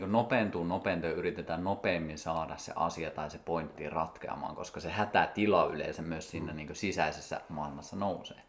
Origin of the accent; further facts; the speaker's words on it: Kuusamo, North Ostrobothnia, Finland; moved away; Ja mäkin olen siis Kuusamosta kotoisin